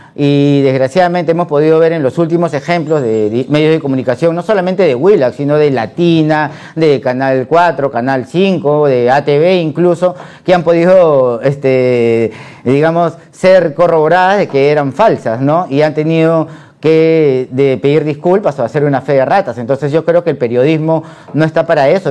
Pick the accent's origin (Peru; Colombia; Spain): Peru